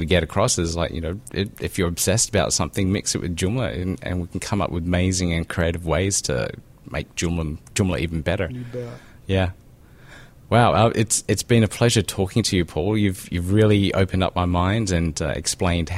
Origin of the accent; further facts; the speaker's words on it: South Australia, Australia; I grew up in South Australia where they do that shark cage stuff